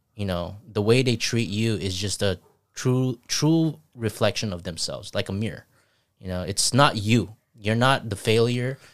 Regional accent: Zamboanga Peninsula, Philippines; moved away; also born or lived in Saipan; I grew up in Phi-, Philippines

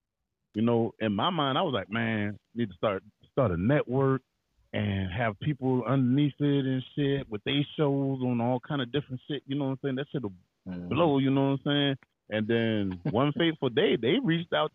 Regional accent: Charleston, South Carolina, United States; Born and raised in Charleston, South Carolina.

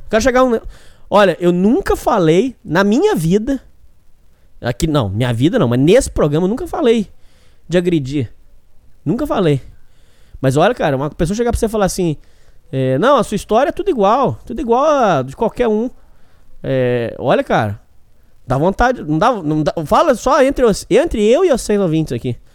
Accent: Minas Gerais, Brazil; Eu vim do estado de Minas Gerais. Estado de gente trabalhadora, honesta, correta. Minas Gerais não é igual São Paulo.

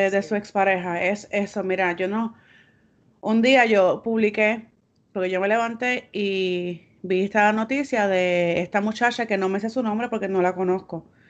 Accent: Bayamón, Puerto Rico; Yo tengo raíces del campo de Naranjito y de la ciudad de Santurce. Y soy nacida y criada en Bayamón.

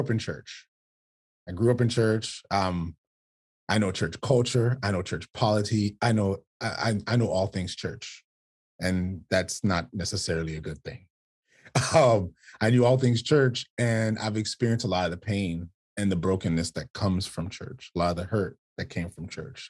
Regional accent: South Florida, United States; born and raised in South Florida

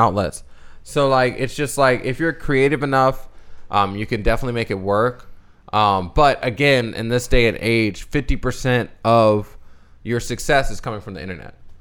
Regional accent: Bowie, Maryland, United States; accent: slight Southern twang; moved away as an adult; now in Southern California, United States; we grew up in Bowie, Maryland, too

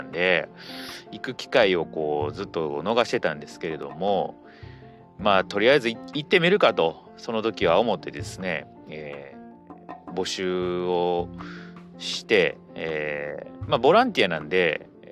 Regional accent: Osaka, Japan; 私の地元はですね、えー、大阪

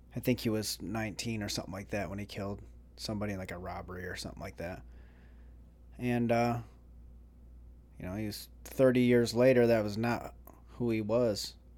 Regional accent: Jackson, Michigan, United States; also born or lived in Vero Beach, Florida / Melbourne, Florida; now in Florida, United States; I was from Jackson

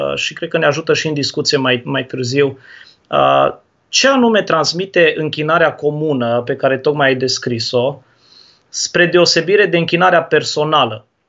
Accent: Turda, Cluj County, Romania; now in Brăila, Romania; Eu sunt din Turda de loc

